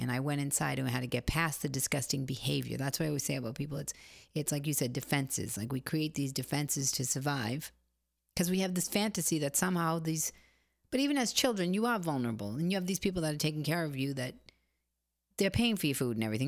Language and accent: English; Boston, Massachusetts, United States; I come from Boston.